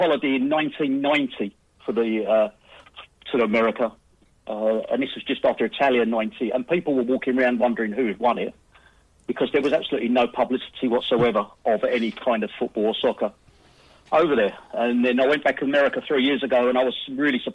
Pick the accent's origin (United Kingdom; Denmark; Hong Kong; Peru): United Kingdom; England; as an Englishman